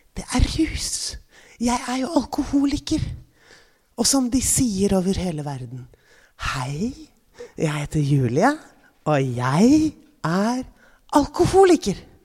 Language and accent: Norwegian; Oslo, Norway; also born or lived in Bygdøy / Parkveien; Jeg kommer fra Frogner, Gabels gate 37